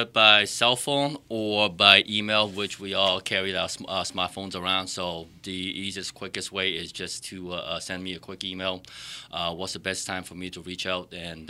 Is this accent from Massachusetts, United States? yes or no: yes; Boston, Massachusetts, United States; I grew up in the Boston area, a city boy.